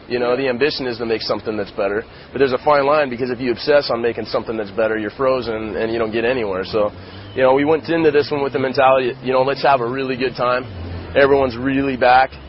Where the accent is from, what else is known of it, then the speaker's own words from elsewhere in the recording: West Coast, United States; I was born and raised on the West Coast. I spend most of my time out there.